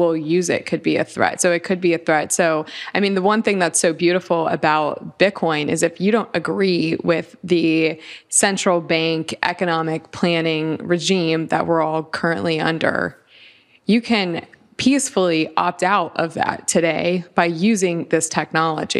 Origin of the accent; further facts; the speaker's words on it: Lakeland, Florida, United States; We're in my home state. I grew up here in Florida. I'm from Lakeland, Florida, which is central Florida.